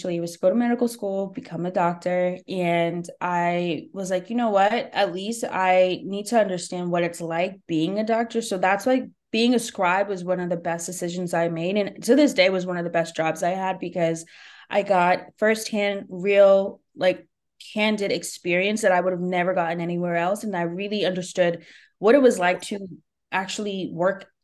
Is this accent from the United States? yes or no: yes; New Jersey, United States; also born or lived in New York; I was back in my hometown, but I was the stranger. Even though I was born and raised here